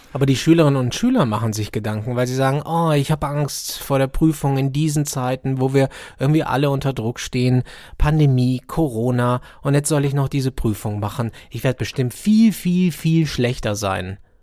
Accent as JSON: {"language": "German", "region": "Baden-Württemberg", "country": "Germany", "said": "Ich komme aus Baden-Württemberg"}